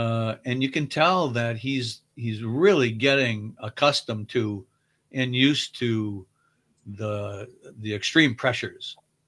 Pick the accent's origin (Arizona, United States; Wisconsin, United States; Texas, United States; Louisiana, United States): Wisconsin, United States; We're from Wisconsin